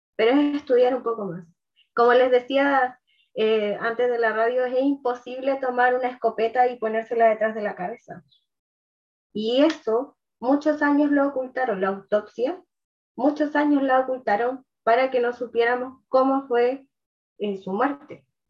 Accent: Chile

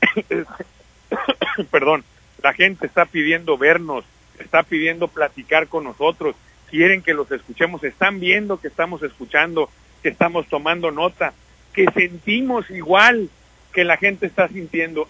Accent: Sinaloa, Mexico; ¿Qué somos los sinaloenses? Pues principalmente somos campesinos

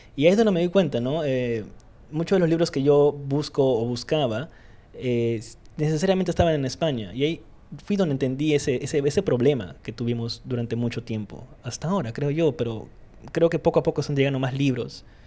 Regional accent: Iquitos, Loreto, Peru; now in Lima, Peru; soy de Quito, soy de, de Iquitos, soy de la isla

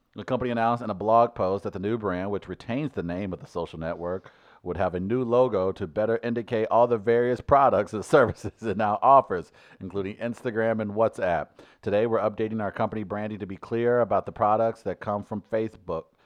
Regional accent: New York City, New York, United States; My home city

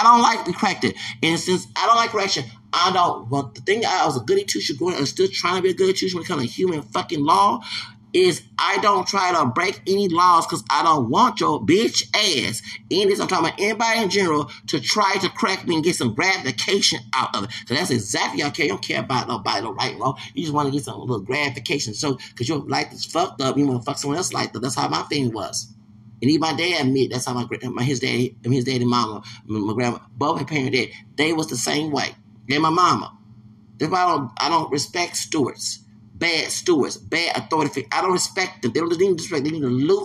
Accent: Texas, United States; moved away; also born or lived in Louisiana / Alabama / Maricopa County, Arizona; I'm a Texan

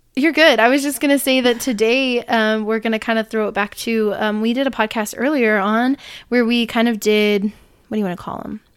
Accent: Illinois, United States; I was born on April eighteenth in Illinois

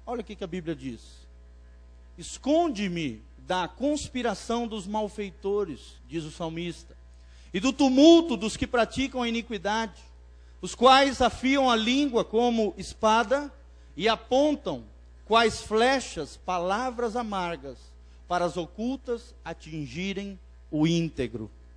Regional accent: Blumenau, Santa Catarina, Brazil; moved away; Lá em Blumenau, minha terra natal

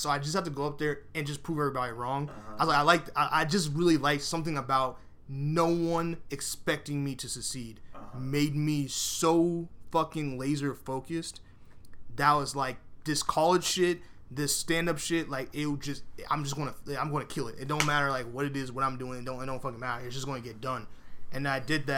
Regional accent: New York City, New York, United States; I was born in Bronx, New York

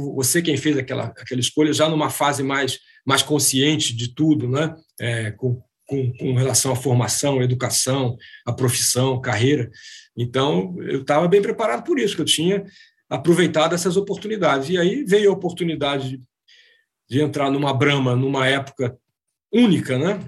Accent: Rio de Janeiro, Brazil; moved away as an adult; also born or lived in Argentina / Uruguay / Recife / São Paulo; Eu nasci e cresci no Rio, né?

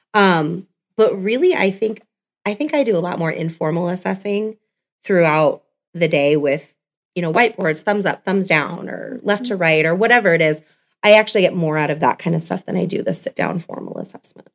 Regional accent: California, United States; moved away as an adult; now in Scottsbluff, United States; I'm actually from California.

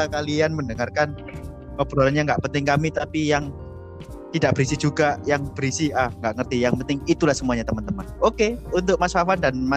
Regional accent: East Java, Indonesia; karena kita berasal juga dari Jawa Timur dari Jawa Timur

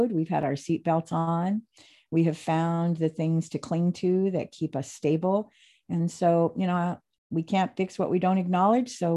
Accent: Phoenix, Arizona, United States; I was really blessed when I first moved to the Pacific Northwest because I was from Phoenix, Arizona um, San Diego, Las Vegas.

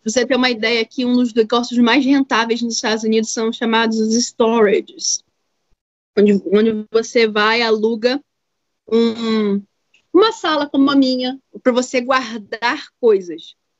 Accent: Brazil; moved away as an adult; also born or lived in Asheville, United States; now in United States; eu sou brasileira

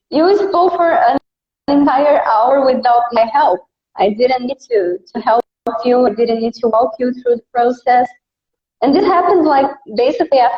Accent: Brazil; accent: Brazilian; English is a second language; I do have a Brazilian accent. I'm from Brazil.

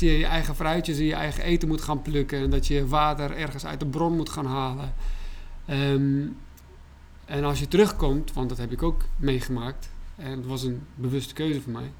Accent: Baghdad, Baghdad Governorate, Iraq; now in Netherlands; Ik ben in Bagdad opgegroeid

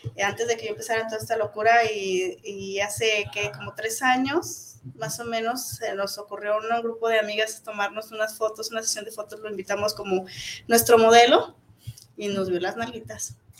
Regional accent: Zapopan, Jalisco, Mexico; soy de Zapopis. soy de Zapopis

